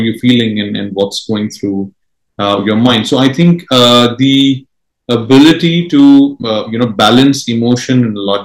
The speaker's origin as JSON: {"language": "English", "town": "Mumbai", "region": "Maharashtra", "country": "India", "first_language": "Marathi", "second_language": "English", "said": "So my mother tongue is Marathi. I'm from Mumbai"}